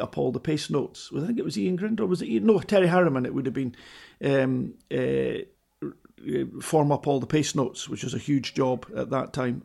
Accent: Edinburgh, Scotland, United Kingdom; I was a kid from Edinburgh

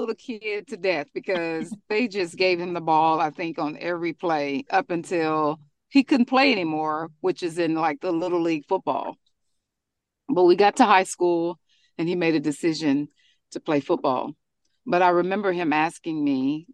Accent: Frisco, Texas, United States; we're from Frisco, Texas

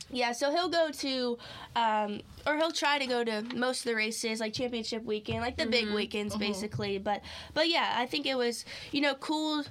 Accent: Clovis, California, United States; moved away as an adult; now in North Carolina, United States; born and raised basically since I moved out here um, in California in the same town, Clovis

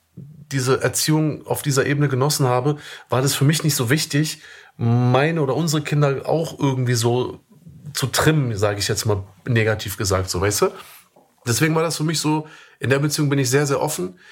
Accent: Germany; moved away as an adult; ich bin Deutscher, ich bin in Deutschland geboren, ich bin in Deutschland aufgewachsen

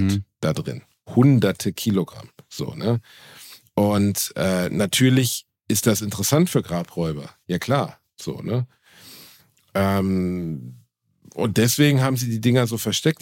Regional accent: Germany; ich bin Deutscher

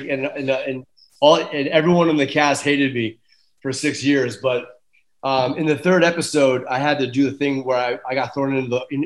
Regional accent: Ireland; It was freezing on the stage and I'm Irish.

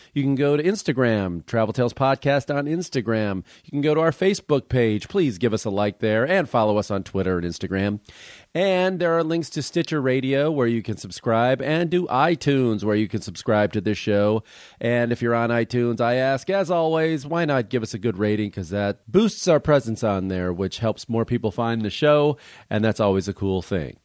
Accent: Los Angeles, California, United States; in Los Angeles, in my hometown

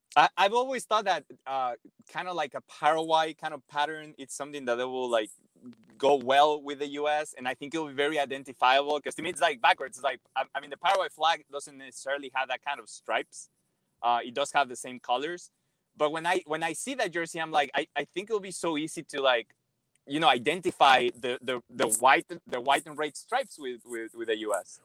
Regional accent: Mexico; I'm obviously born and raised in Mexico

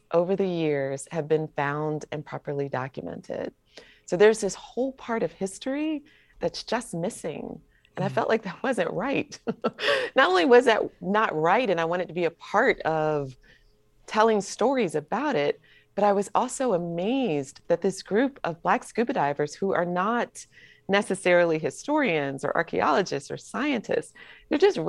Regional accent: Atlanta, Georgia, United States; I'm from Atlanta

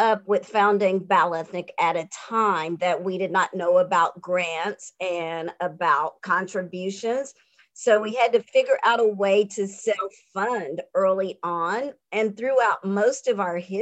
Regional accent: North Carolina, United States; now in Atlanta, United States; I come from North Carolina, where my community was very strong and we helped one another.

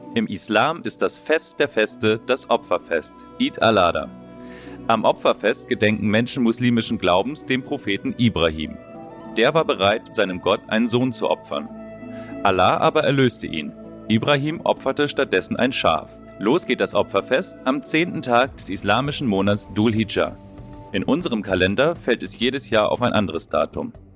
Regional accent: Baltic coast, Germany; Ich bin ja an der Ostsee groß geworden

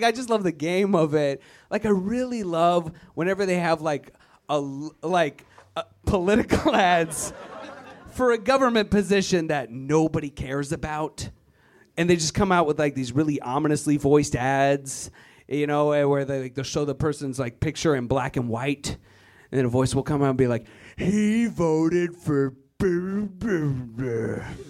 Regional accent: Virginia, United States; moved away as an adult; I am originally from Virginia, white power. It's a it's a terrible place full of terrible people. I'm glad I left, but I got to go back.

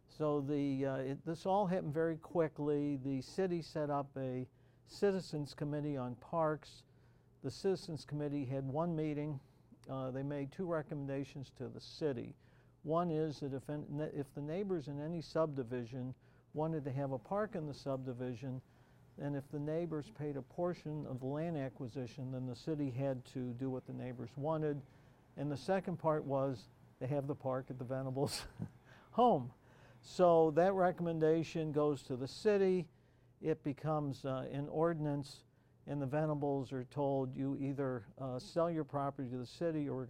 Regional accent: St. Louis, Missouri, United States; I'm from St. Louis

